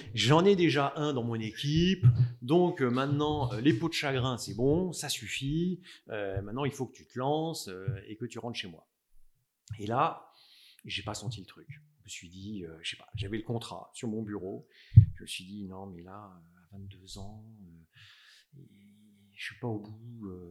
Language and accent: French; Strasbourg, Grand Est, France; moved away as an adult; now in Paris, France; j'ai vécu en fait mon enfance, collège, lycée à Strasbourg. Je suis alsacien